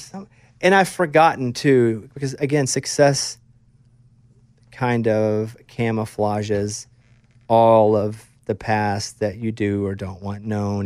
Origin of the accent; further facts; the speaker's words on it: Arkansas, United States; moved away as an adult; also born or lived in Austin; now in Nashville, United States; I grew up in Arkansas